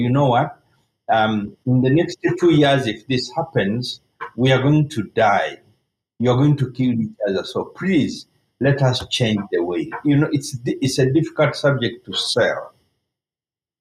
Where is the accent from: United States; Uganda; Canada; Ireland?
Uganda; I lived through for civil wars and military coups growing up in Uganda